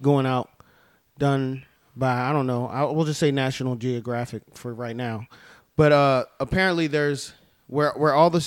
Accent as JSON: {"language": "English", "region": "Maryland", "country": "United States", "said": "I am a Southerner. Maryland is the first Southern state, technically."}